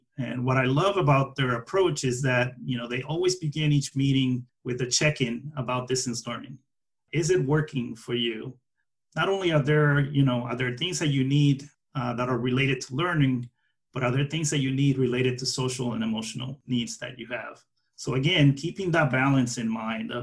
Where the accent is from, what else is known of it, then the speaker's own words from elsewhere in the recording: New York City, New York, United States; as a New Yorker